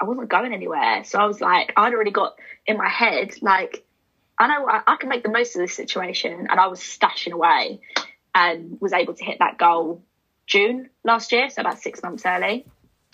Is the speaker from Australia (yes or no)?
no; United Kingdom; moved away as an adult; now in London, United Kingdom; my hometown is quite close to London